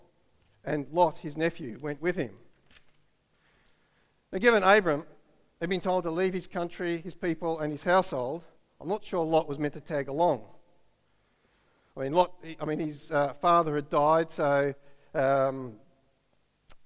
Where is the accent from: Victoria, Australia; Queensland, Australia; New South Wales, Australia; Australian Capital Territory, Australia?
Australian Capital Territory, Australia; Canberra; moved away as an adult; I grew up in Canberra